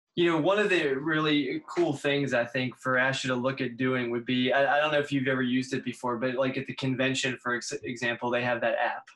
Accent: Pittsburgh, Pennsylvania, United States; moved away; I'm from Pittsburgh originally

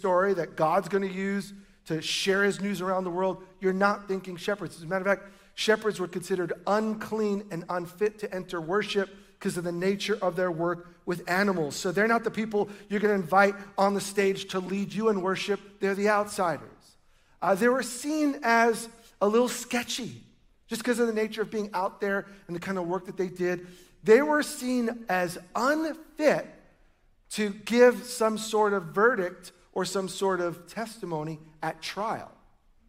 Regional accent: New York, United States; now in Oregon, United States; I grew up in New York

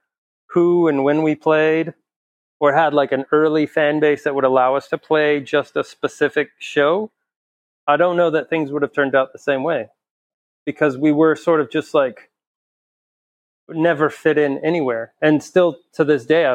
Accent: El Paso, Texas, United States; we're just from El Paso

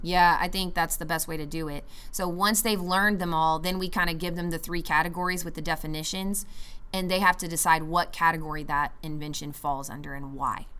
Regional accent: United States; as an American

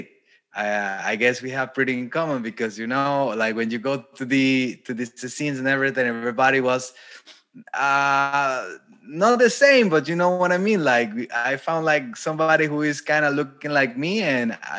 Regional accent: Costa Rica; moved away as an adult; also born or lived in Germany / Brazil; now in Poland; I'm from Costa Rica

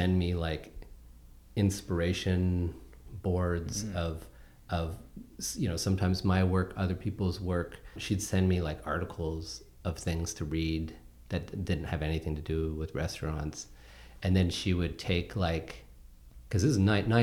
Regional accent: Canada; I'm a Canadian

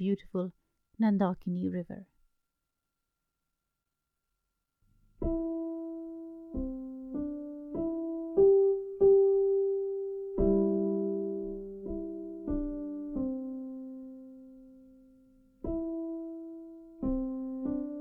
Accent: United Kingdom; As a British Indian married to a Swede

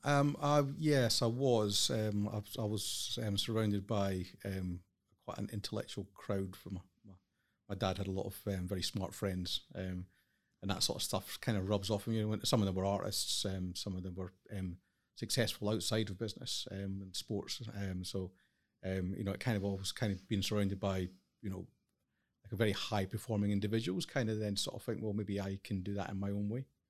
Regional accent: Highlands of Scotland, United Kingdom; moved away as an adult; I grew up in the Highlands of Scotland

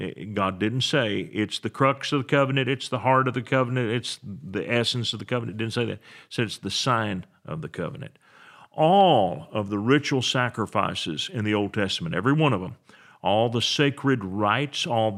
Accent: West Texas, United States; I come from West Texas, and I'm very familiar with this concept

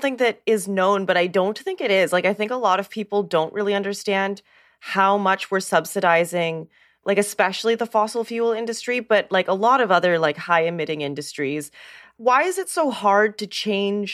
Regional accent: Alberta, Canada; moved away; Kristen and I grew up in Alberta, so we're very much from that oil town background

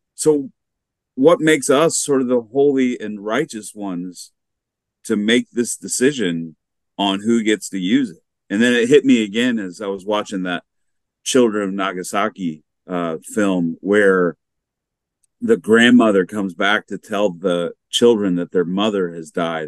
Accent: United States; growing up in the United States

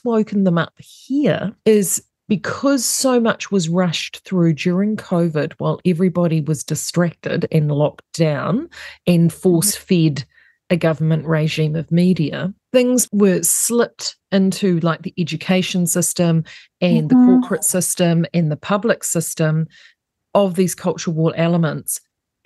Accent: New Zealand; as a New Zealander

